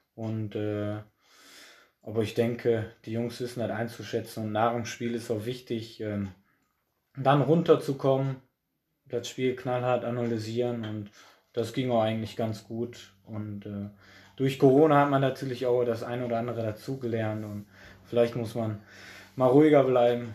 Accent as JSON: {"language": "German", "town": "Oberhausen", "region": "North Rhine-Westphalia", "country": "Germany", "tie": "born or raised there", "said": "weil Altstein ist halt auch mein Heimatverein. Äh, da bin ich groß geworden auf, auf der Asche und äh, ja, Oberhausen halt auch"}